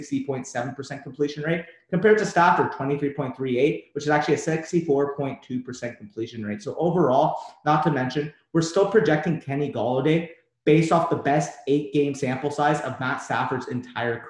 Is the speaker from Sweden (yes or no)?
no; Canada; I'm Canadian